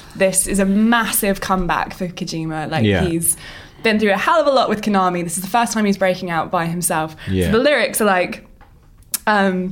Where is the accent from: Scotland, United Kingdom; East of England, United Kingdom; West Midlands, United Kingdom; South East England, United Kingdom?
East of England, United Kingdom; Watford; I'm from Watford.